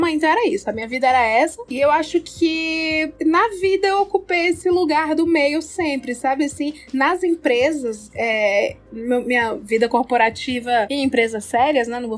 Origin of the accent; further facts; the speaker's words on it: Ceará, Brazil; born there; eu nasci no Ceará e tive essa infância muito maluca